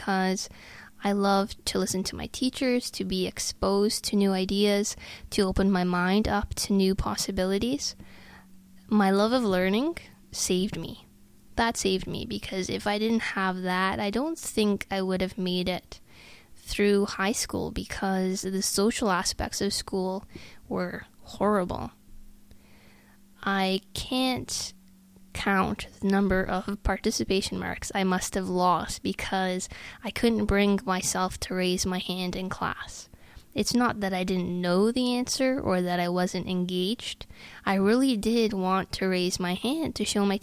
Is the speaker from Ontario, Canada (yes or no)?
yes; Sault Ste. Marie, Ontario, Canada; moved away as an adult; also born or lived in Ottawa, Canada; about an 11-hour drive from my hometown to St. Marie